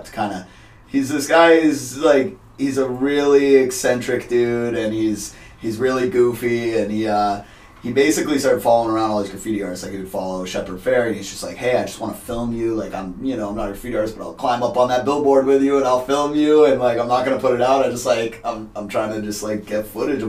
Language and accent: English; Worcester, Massachusetts, United States; I pretty much grew up in Worcester. I moved to Worcester when I was 4 years old. So, for all conversation's sake, I grew up here